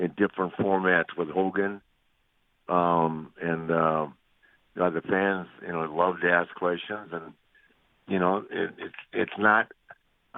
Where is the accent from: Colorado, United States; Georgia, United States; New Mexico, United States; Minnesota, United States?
Minnesota, United States; I'm from Minnesota, man, where they really play hockey